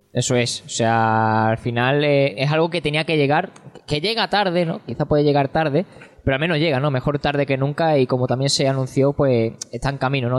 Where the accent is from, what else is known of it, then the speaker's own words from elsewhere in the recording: Seville, Andalusia, Spain; yo soy del sur y soy de Sevilla